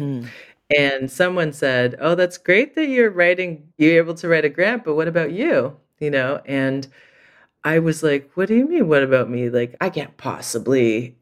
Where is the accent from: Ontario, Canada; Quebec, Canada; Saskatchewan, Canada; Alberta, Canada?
Quebec, Canada; Montreal; moved away as an adult; also born or lived in Vancouver; now in Toronto, Canada; I grew up in Montreal